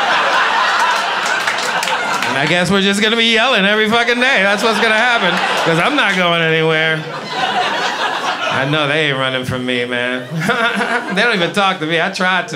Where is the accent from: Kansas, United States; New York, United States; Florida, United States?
New York, United States; New York City; also born or lived in St. Croix, U.S. Virgin Islands; I grew up in Brooklyn, East New York. I'm not originally from there. I was born in the Virgin Islands. Beautiful island called St. Croix